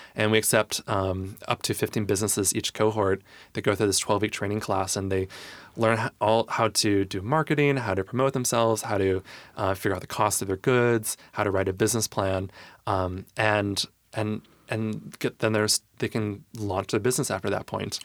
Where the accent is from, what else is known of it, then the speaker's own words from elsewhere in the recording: Michigan, United States; moved away as an adult; now in Tacoma, United States; I grew up in Michigan, went to school in Michigan